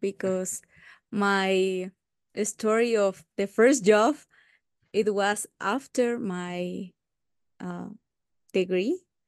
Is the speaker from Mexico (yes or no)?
yes; Uruapan, Michoacán, Mexico; I was born in Uruapan, in the state of Michoacán, in Mexico